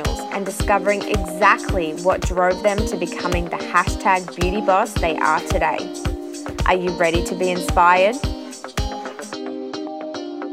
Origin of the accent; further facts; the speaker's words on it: Australia; also born or lived in Scotland; I was born in Scotland and moved to Australia when I was 3